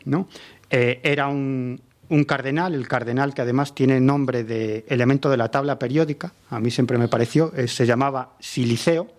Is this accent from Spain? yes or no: yes; A Coruña, Galicia, Spain; la ciudad de La Coruña, donde yo nací